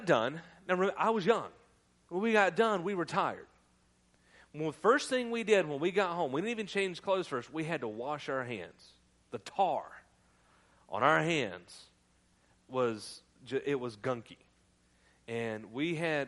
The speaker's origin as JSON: {"language": "English", "region": "North Carolina", "country": "United States", "said": "I'm from North Carolina"}